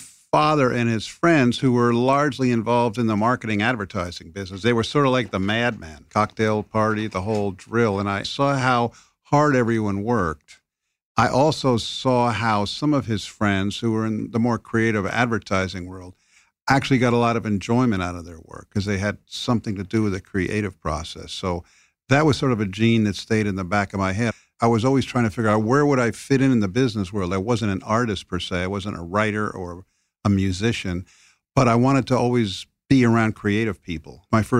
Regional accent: Rowayton, Connecticut, United States; I grew up in Rowayton, Connecticut. It was an all-white town. We didn't even have, forget, blacks or Italians. There was no Jews. It was very homogeneous.

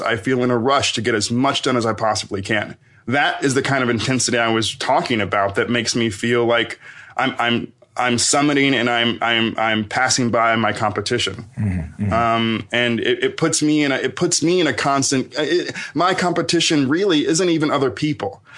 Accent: Knoxville, Tennessee, United States; I'm from Knoxville, Tennessee

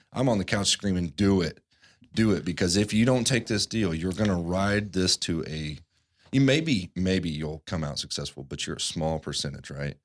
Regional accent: Midwest, United States; moved away; where I grew up in the Midwest

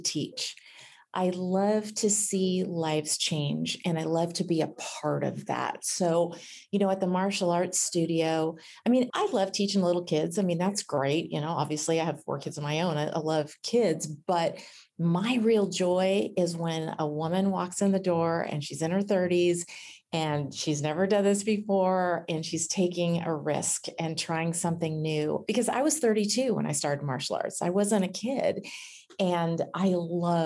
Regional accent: Northern California, United States; Growing up in Northern California, we always went up to the Redwoods

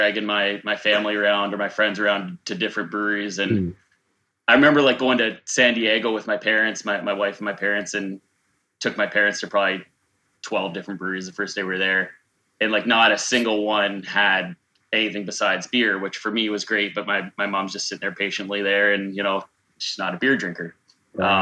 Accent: Niagara Falls, Ontario, Canada; I'm from Niagara Falls. I'm from the north end of Niagara Falls

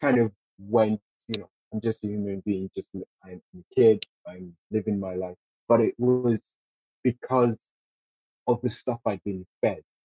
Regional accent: Nigeria; now in United Kingdom; being a Nigerian

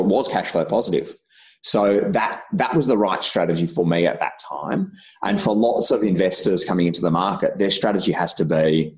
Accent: Albury, New South Wales, Australia; moved away; also born or lived in Victoria; where I grew up in Albury, I got a job when I was just about to turn 18 for a local bank there

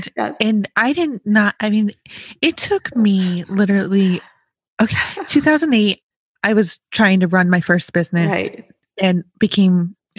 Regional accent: Western New York, United States; I grew up in Western New York

